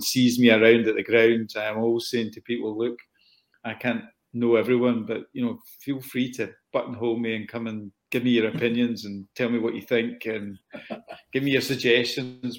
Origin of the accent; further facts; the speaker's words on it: Scotland, United Kingdom; I'm a Scotsman